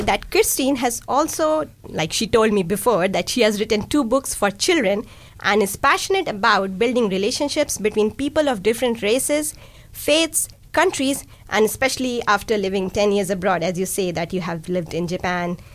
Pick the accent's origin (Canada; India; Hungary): India; first language Hindi, Urdu; English is a second language; now in Dunedin, New Zealand; I come from India and a mom of a two year old kid